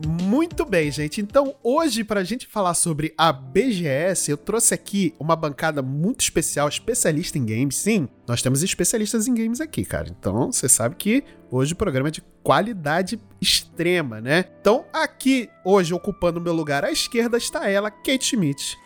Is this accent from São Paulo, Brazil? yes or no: no; Rio de Janeiro, Brazil; aqui na minha terra, que era no Rio, que é no Rio de Janeiro.